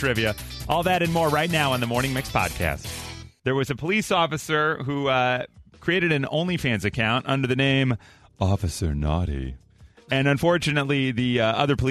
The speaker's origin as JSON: {"language": "English", "town": "Chicago", "region": "Illinois", "country": "United States", "tie": "born or raised there", "said": "growing up in the Chicago area."}